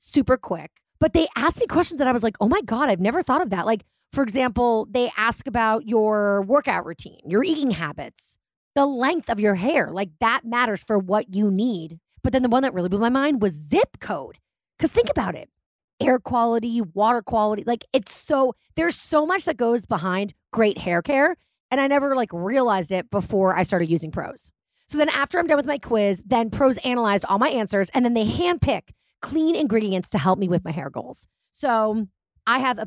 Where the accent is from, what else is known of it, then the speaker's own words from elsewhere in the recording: Massachusetts, United States; I was brought up in Massachusetts